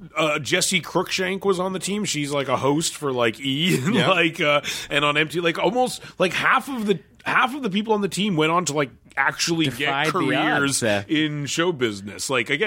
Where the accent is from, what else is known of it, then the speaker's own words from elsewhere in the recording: Canada; Like Monty Python is just like on a lot when you're growing up in Canada.